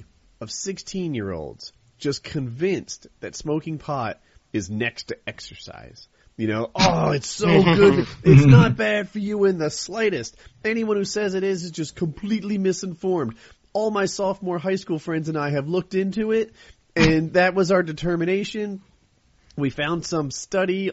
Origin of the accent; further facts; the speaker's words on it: New Jersey, United States; moved away as an adult; also born or lived in the South (US); I'm from Jersey